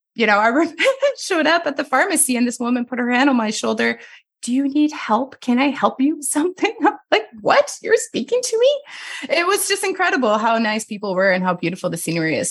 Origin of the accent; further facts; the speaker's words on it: Montreal, Quebec, Canada; first language French; English is a second language; moved away as an adult; also born or lived in Winnipeg, Canada; now in Nelson, Canada; I'm from Montreal, or outside of Montreal